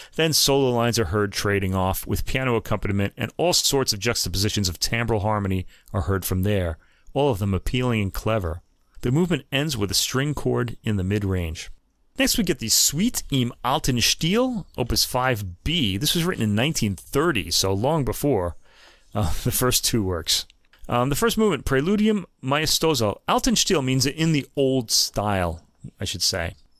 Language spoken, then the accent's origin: English; United States; because I'm American